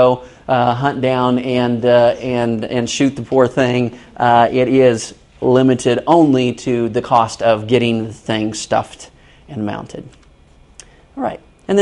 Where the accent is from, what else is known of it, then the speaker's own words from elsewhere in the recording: Kansas City, United States; moved away; I'm originally from Kansas City.